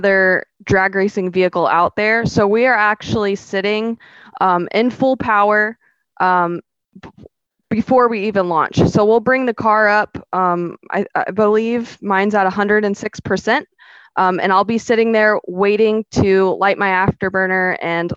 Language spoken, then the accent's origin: English; St. Augustine, Florida, United States; now in Palm Bay, United States; I'm from St. Augustine